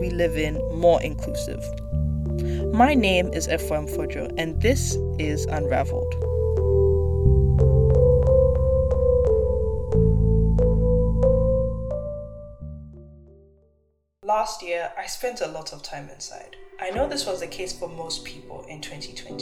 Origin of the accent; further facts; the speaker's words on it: Accra, Greater Accra, Ghana; also born or lived in Johannesburg, South Africa; now in Toronto, Canada; Growing up in Accra, Ghana and Johannesburg, South Africa, the architecture around me was very different to what I'm used to seeing in Toronto.